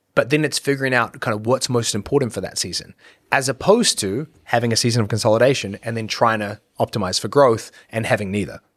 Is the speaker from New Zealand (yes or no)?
yes; New Zealand; moved away as an adult; when I was growing up in New Zealand